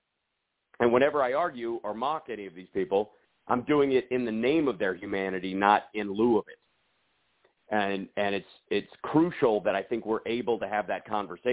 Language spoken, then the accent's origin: English; the South, United States; I come from the South